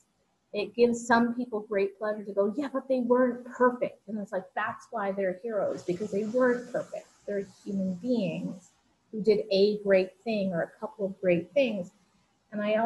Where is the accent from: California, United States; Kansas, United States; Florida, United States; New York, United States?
New York, United States; I grew up in New York